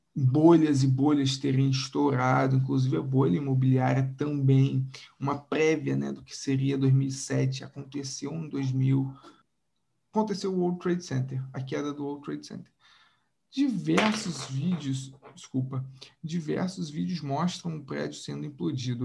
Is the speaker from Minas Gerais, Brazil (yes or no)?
no; Macaé, Rio de Janeiro, Brazil; aqui na minha região, no sudeste aqui, uh, no interior do Rio, como se ninguém soubesse que eu sou de Macaé